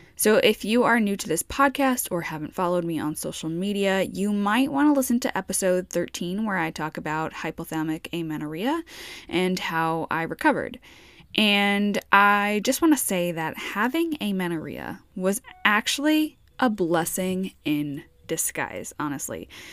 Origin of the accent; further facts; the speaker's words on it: New York, United States; moved away; I'm from New York